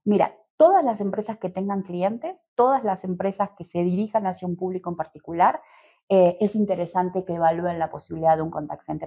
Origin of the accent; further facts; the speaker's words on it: Uruguay; moved away as an adult; also born or lived in Montevideo / Argentina; now in Mexico; soy uruguaya, em, aunque he vivido bastante tiempo en Argentina y ya hace bastante que estoy en México también